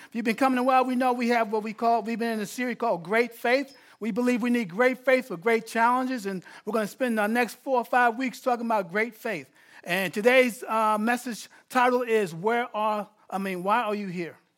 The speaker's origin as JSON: {"language": "English", "region": "New York", "country": "United States", "said": "I'm not from L A, I'm from New York"}